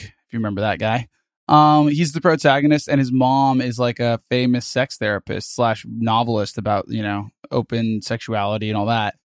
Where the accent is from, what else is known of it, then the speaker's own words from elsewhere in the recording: United States; as a American